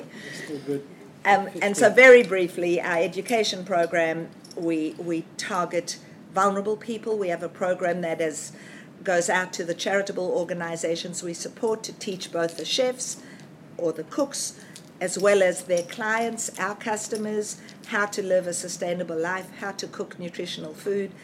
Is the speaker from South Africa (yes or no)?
yes; South Africa; now in Australia; I was born in South Africa